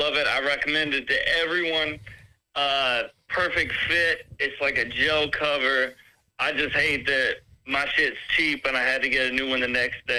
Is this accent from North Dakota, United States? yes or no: no; North Carolina, United States; I'm from North Carolina.